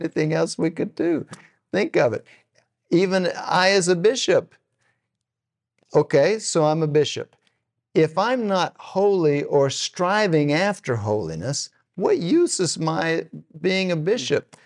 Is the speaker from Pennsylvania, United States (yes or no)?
no; Texas, United States; now in Oklahoma, United States; I'm from Texas